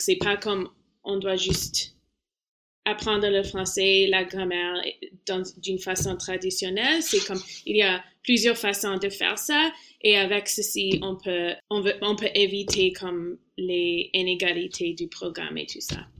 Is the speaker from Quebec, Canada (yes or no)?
no; Toronto, Ontario, Canada; French is a second language; dans le programme d'immersion française euh, quand j'étais petit à Toronto